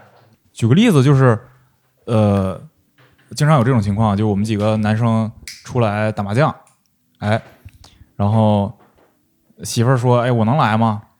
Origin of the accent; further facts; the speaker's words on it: Northeast China, China; 就我现在的工作里边，我还有一点儿，因为我是东北人，所以得力的一一部分。